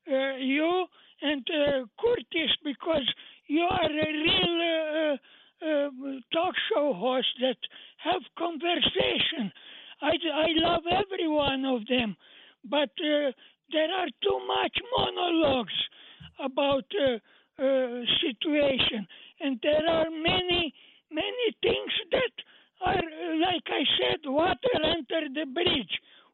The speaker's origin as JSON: {"language": "English", "country": "Romania", "second_language": "English", "moved": "yes", "said": "FBI was good for me for the last 48 years since I came from Romania."}